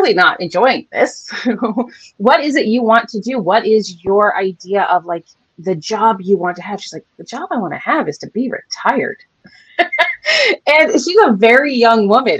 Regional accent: San Francisco, California, United States; I'm born and raised in San Francisco

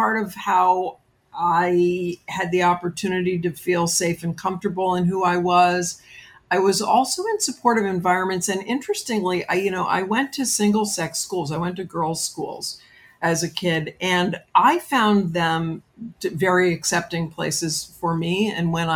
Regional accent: New York City, New York, United States; I grew up in New York City

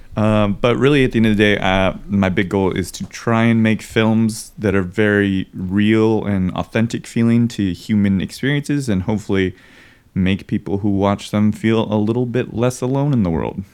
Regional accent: Kona, Hawaii, United States; moved away; also born or lived in Portland, Oregon / Idaho; I grew up in Hawaii

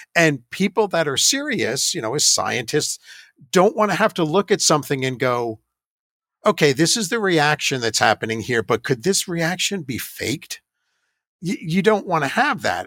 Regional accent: New York, United States; moved away as an adult; also born or lived in Georgia / Ohio; I grew up in New York next to what I thought was the Crybaby Bridge

